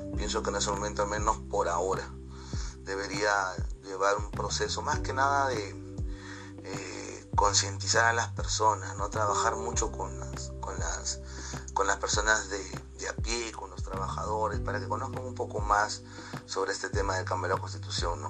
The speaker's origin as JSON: {"language": "Spanish", "country": "Peru", "said": "me identifica como peruano"}